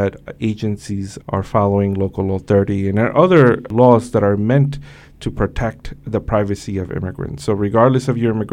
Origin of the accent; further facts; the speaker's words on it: New York City, New York, United States; also born or lived in Mexico; I crossed the Mexico-U.S. border when I was 5 years old with my mother. I grew up here in Brooklyn, New York, Sunset Park, Brooklyn, in Flatbush.